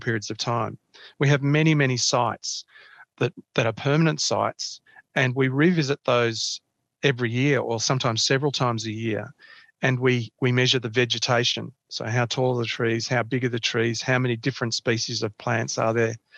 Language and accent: English; Canberra, Australian Capital Territory, Australia; also born or lived in Melbourne; I played, played football, uh, soccer in, in Canberra when I was growing up here. I, I was born in Melbourne, was in Melbourne for about ten years, and then my, my family moved here to, to Canberra.